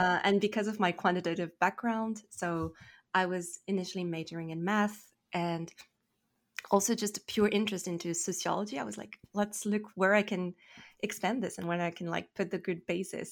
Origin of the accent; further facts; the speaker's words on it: Paris, Île-de-France, France; English is a second language; moved away as an adult; now in Toronto, Canada; from France. I'm from Paris